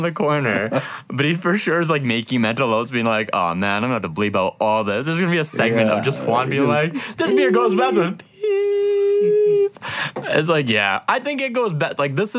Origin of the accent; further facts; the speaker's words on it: Medicine Hat, Alberta, Canada; growing up in Medicine Hat